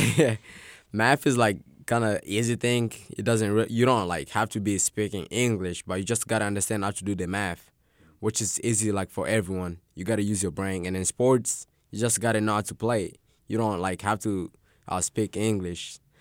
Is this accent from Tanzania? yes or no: yes; Tanzania; now in Arkansas, United States; I was born in Tanzania.